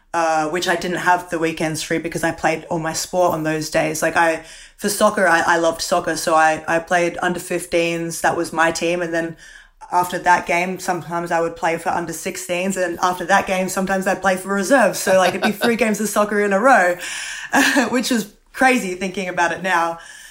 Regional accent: Adelaide, South Australia, Australia; So, like, growing up in Adelaide, I was always the sort of kid that didn't like school

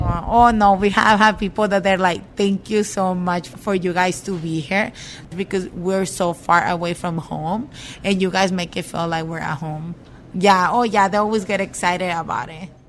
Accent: Sinaloa, Mexico; now in Kent, United States; We're from Sinaloa

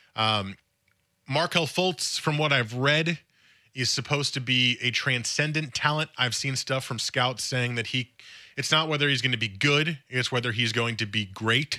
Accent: East Coast, United States; I grew up on the East Coast

